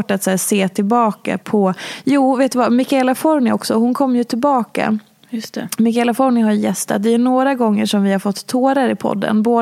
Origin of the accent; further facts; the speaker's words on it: Oslo, Norway; now in Stockholm, Sweden; Eh, jag kom från Oslo jag hade precis träffat min exman Kim